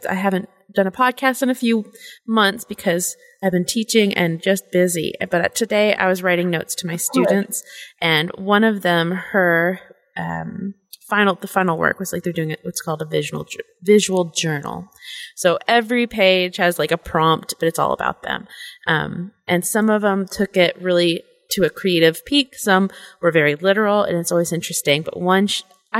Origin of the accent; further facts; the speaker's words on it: San Francisco, California, United States; moved away; I grew up in San Francisco area